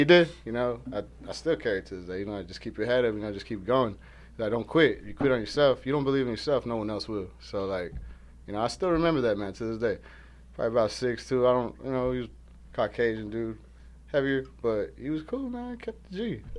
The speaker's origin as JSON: {"language": "English", "town": "Long Beach", "region": "California", "country": "United States", "tie": "born or raised there", "lives_now": "Arizona, United States", "said": "I'm originally from California, but, you know, Arizona's my new home."}